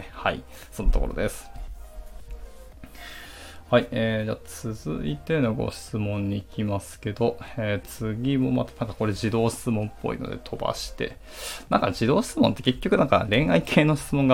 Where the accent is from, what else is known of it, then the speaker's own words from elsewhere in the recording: Hiroshima, Japan; also born or lived in Kurashiki, Okayama; まあ一応僕、転勤族だったんですよ、親が。なので、まあ、広島生まれではないんですよね。生まれ岡山県倉敷市で、まあ、そこから、あの、親の転勤で、いろいろ転々として、まあ、一番長く住んだのは広島だったんですけど